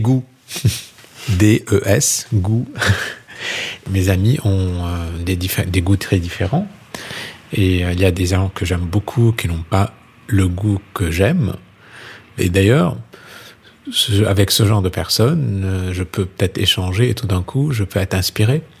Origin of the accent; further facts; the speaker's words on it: Lebanon; now in France; je suis libanais